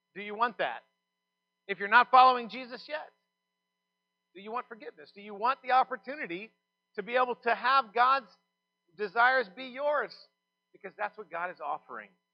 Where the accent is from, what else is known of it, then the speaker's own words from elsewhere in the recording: Texas, United States; I'm from Texas